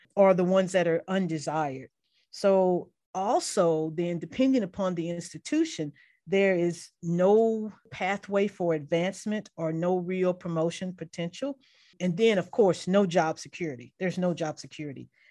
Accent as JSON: {"language": "English", "town": "Mobile", "region": "Alabama", "country": "United States", "tie": "born or raised there", "said": "I grew up in Mobile, Alabama"}